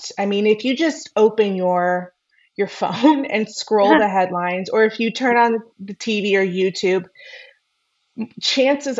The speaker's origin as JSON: {"language": "English", "town": "Houston", "region": "Texas", "country": "United States", "tie": "born or raised there", "also_born_or_lived": "Los Angeles, California", "moved": "as an adult", "said": "I grew up and was born and raised in Houston, Texas, so I'm a Texan at heart"}